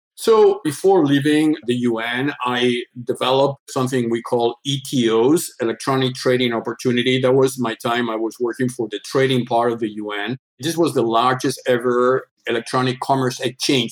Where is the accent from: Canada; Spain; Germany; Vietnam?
Spain; Andalusia; English is a second language; moved away as an adult; now in Switzerland; I born in Spain, the southern part of Spain. My father was a hotel entrepreneur doing tours in the southern part of Spain, Andalusia